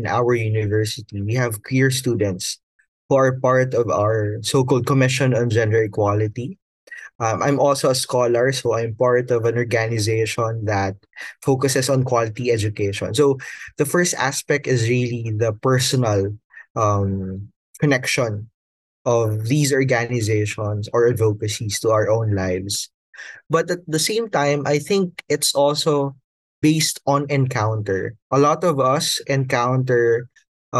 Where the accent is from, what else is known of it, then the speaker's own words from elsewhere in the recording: Batangas, Calabarzon, Philippines; moved away as an adult; now in Manila, Philippines; I'm personally from a province south of Manila. I'm from Batangas.